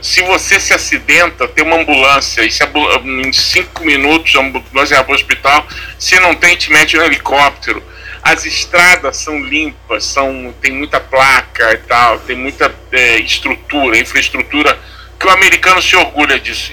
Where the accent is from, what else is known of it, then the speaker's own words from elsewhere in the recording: Brazil; eu, como brasileiro